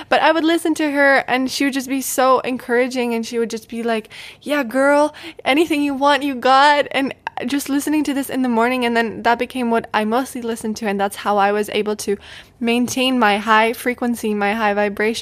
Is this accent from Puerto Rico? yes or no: no; Czechia; moved away as an adult; I love my home country. I love the Czech Republic